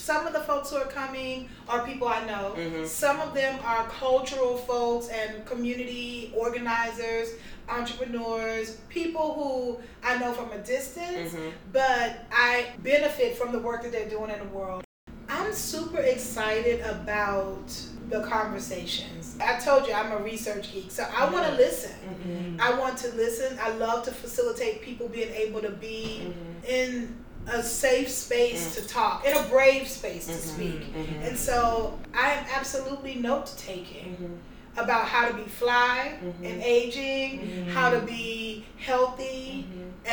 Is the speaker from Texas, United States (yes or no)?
yes; Houston, Texas, United States; also born or lived in Harlem, New York; now in New York, United States; I was raised in Houston on the south side.